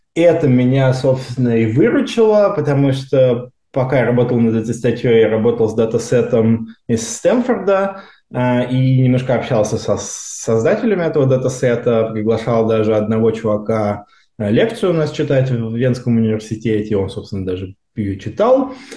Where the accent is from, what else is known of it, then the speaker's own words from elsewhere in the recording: Moscow Oblast, Russia; moved away as an adult; now in Stanford, United States; Я из Подмосковья учился в э, обычной школе, которая потом стала лицеем